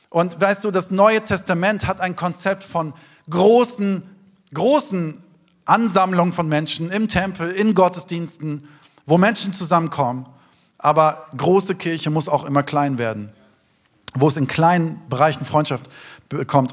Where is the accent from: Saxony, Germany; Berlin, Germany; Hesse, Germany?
Hesse, Germany; Taunus, near Frankfurt; Ich bin im Taunus aufgewachsen, in der Nähe von Frankfurt, in den schönen Wäldern.